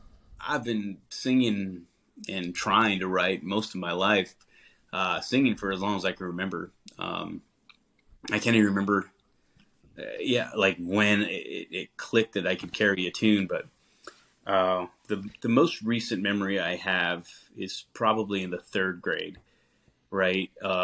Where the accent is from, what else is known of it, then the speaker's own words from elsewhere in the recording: New Mexico, United States; also born or lived in Texas; now in Nashville, United States; live here in Nashville, but we all are based out of the Southwest originally. So I'm from New Mexico